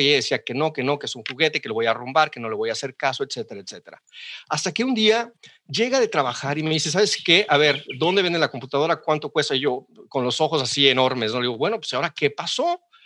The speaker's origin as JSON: {"language": "Spanish", "town": "Xalapa", "region": "Veracruz", "country": "Mexico", "tie": "born or raised there", "also_born_or_lived": "Monterrey, Mexico", "moved": "as an adult", "lives_now": "Seattle, United States", "said": "yo soy jalapeño 100%, nací en Jalapa y viví en Jalapa hasta los 18 años"}